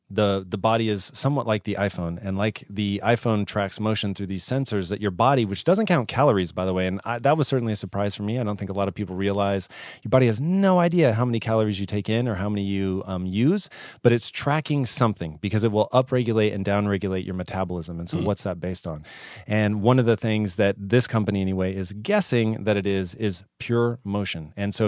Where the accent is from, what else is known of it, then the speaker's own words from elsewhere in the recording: Tacoma, Washington, United States; Tacoma, Washington.